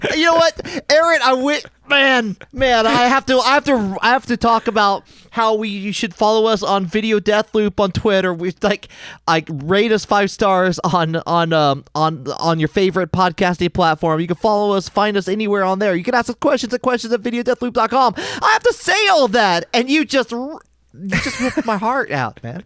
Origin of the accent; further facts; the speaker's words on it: Wichita, Kansas, United States; moved away; my hometown Pizza Hut